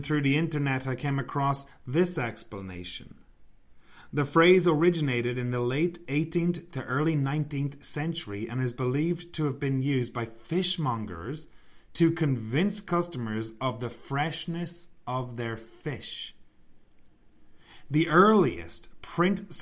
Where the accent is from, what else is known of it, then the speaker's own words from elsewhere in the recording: Ireland; I'm from Ireland